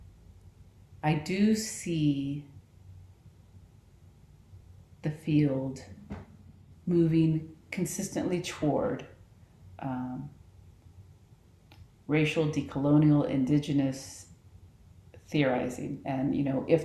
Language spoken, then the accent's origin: English; Texas, United States; moved away as an adult; also born or lived in Utah / Colorado; I grew up in Texas, but now I'm surrounded by mountains.